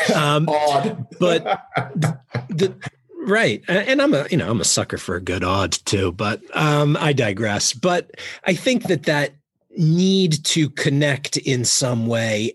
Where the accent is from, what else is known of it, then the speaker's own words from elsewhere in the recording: Jersey Shore, Monmouth County, New Jersey, United States; moved away as an adult; also born or lived in Baltimore; I grew up on the Jersey Shore, uh, like a mile from the beach in in Monmouth County